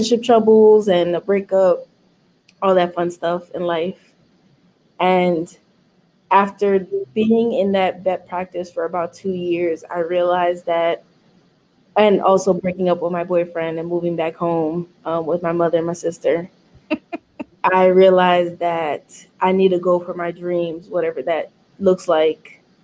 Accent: New York City, New York, United States; I was born and raised in Manhattan until I was 7. And I moved to the Bronx when I was, I think at 7. And then I stayed in East Western side of the Bronx and then moved to the South Bronx when I was like 14

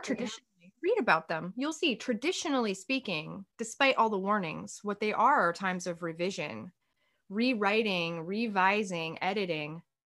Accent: United States; as an American

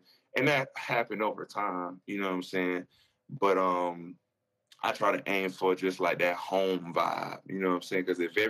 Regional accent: the South, United States; You know, I'm from the South.

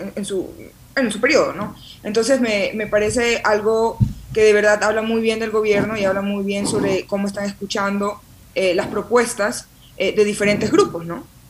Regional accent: Guayaquil, Guayas, Ecuador; accent: súper guayaco; now in Quito, Ecuador; Guayaquil eh, eh, lo llevo en la sangre, soy guayaca 100%, de hecho aquí hasta se me ríen porque dicen que mi acento es eh, súper guayaco y orgullosa de donde vengo

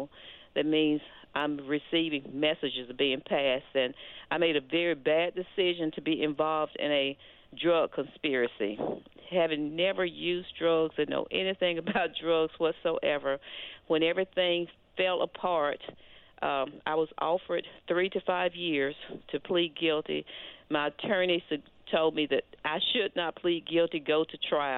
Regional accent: Olive Branch, Mississippi, United States; moved away as an adult; also born or lived in Memphis, Tennessee; I grew up at, in Olive Branch, Mississippi

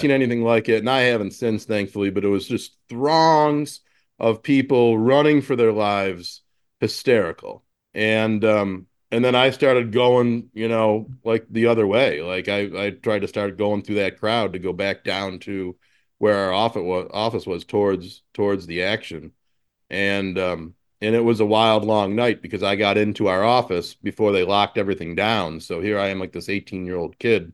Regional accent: Buffalo, New York, United States; moved away as an adult; to move back to my hometown and, uh, and kinda recapture that business and use it as a seed to start an agency here

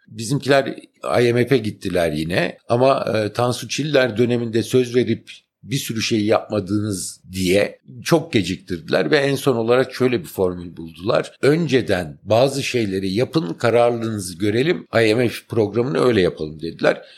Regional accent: Ankara, Turkey; moved away as an adult; also born or lived in Istanbul / Eskişehir; ben aslında Ankaralıyım

